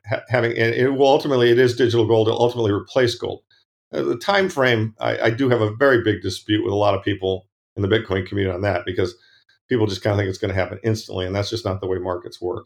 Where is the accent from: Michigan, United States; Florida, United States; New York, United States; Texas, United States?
Michigan, United States; Ann Arbor; moved away; I, I grew up in the Midwest, Ann Arbor